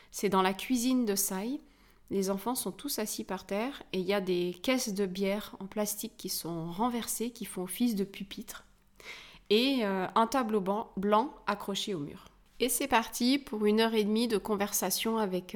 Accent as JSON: {"language": "French", "country": "France", "said": "chez nous en France"}